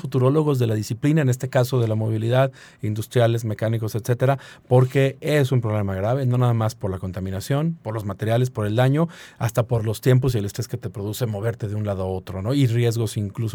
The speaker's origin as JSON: {"language": "Spanish", "region": "San Luis Potosí", "country": "Mexico"}